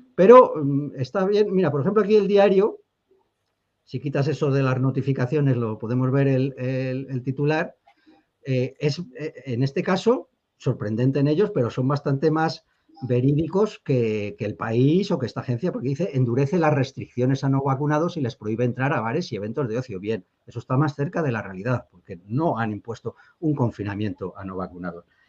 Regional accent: the Meseta, Spain; nosotros los mesetarios

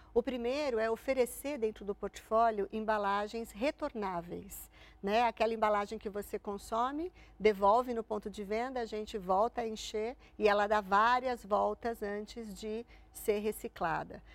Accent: Santo André, São Paulo, Brazil; eu sou de Santo André. Eu fiz colégio público

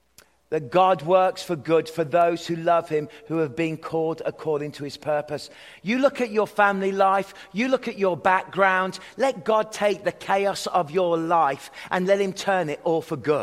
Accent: Worcestershire, West Midlands, United Kingdom; moved away; I was born in Worcestershire, in the Shires

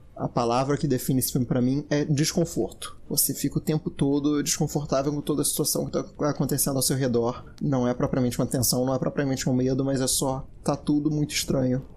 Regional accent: Brazil; eu sou brasileiro

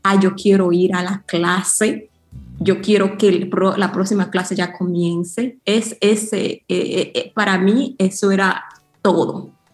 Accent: New York, United States; moved away as an adult; also born or lived in Yamasá, Dominican Republic / China; yo, yo crecí en Nueva York

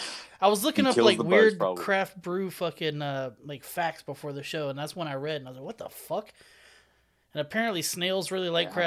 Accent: Houston, Texas, United States; I grew up in Houston

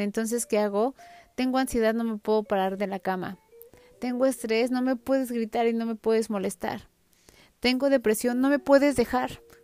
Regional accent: Mexico; como buenos mexicanos

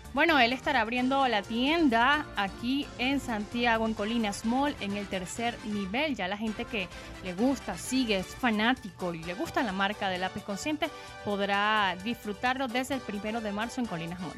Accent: Venezuela

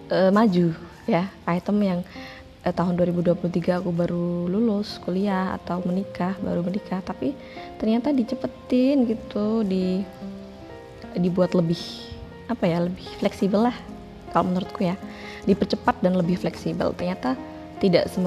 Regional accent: Pati, Central Java, Indonesia; aku orang Pati aku basically adalah seorang aktivis sebenarnya

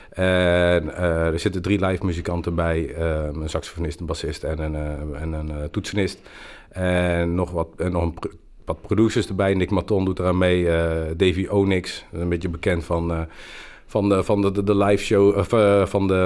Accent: Breda, North Brabant, Netherlands; wij zijn de mensen uit Breda en wij zingen en wij doen dit lied voor iedereen die last heeft van de corona.

